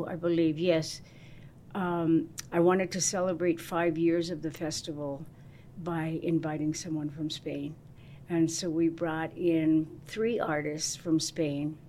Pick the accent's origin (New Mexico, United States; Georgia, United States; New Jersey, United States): New Mexico, United States; Albuquerque; I was from Albuquerque, New